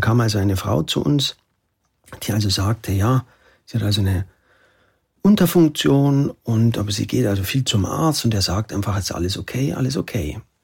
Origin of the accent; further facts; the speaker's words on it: Oberammergau, Bavaria, Germany; Ich komme aus Oberammergau